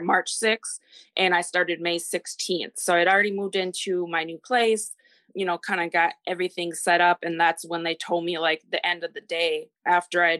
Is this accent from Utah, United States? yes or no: no; Minnesota, United States; moved away as an adult; also born or lived in Texas; I am from Minnesota, and I am 33